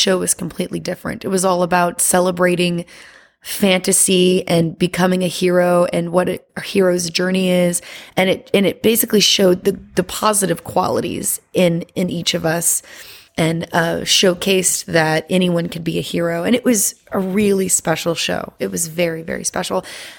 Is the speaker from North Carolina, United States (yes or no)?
no; Louisiana, United States; now in Las Vegas, United States; And I'm originally from Louisiana. But I moved around a lot after Hurricane Katrina and ended up in Las Vegas